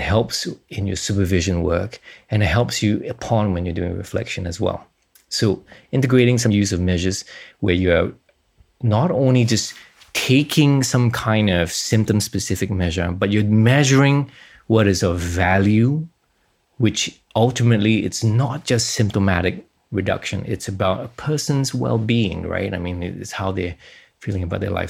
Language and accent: English; Singapore; moved away; I was from Singapore, so I had to be conscripted for two and a half years.